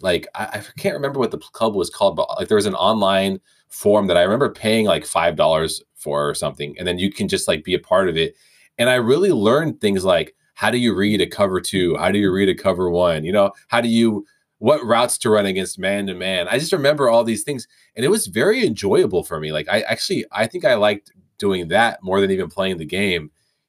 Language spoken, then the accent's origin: English; Vacaville, California, United States; also born or lived in Suisun City, California; I was living in Sassoon, which is a small town outside of where John and I grew up in Vacaville, which is kind of like in between San Francisco and Sacramento, and very small population.